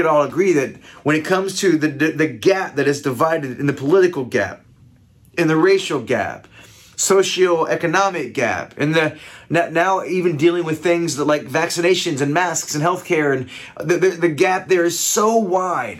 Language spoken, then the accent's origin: English; Ohio, United States; I come from Ohio